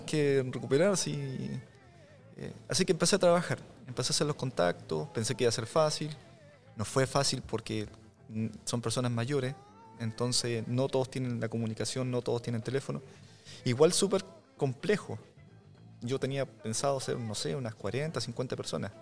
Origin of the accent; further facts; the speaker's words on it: Tomé, Biobío, Chile; also born or lived in Lota, Chile; Yo soy nacido, criado en Tomé, y en Lota